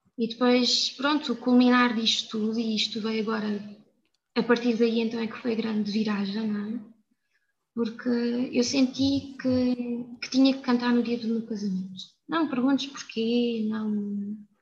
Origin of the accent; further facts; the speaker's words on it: São Miguel de Machede, Alentejo, Portugal; eu vivi numa aldeia muito pequena, que é São Miguel de Machado, é de Évora, mas que é, é muito rica, principalmente na minha altura, quando eu era pequena